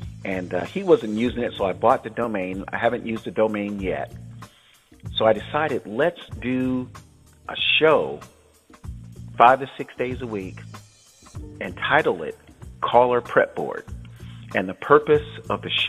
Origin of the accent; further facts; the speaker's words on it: Tampa, Florida, United States; also born or lived in San Francisco, California / Los Angeles, California; now in Northern California, United States; my hometown of Tampa, Florida